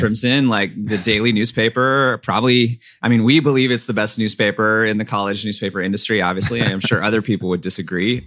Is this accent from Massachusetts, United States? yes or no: no; Pasadena, California, United States; Pasadena, California, Southern California suburb